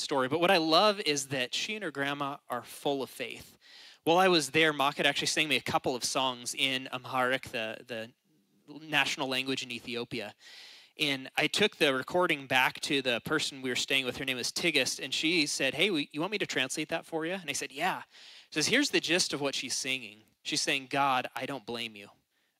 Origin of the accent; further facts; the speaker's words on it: United States; we are American.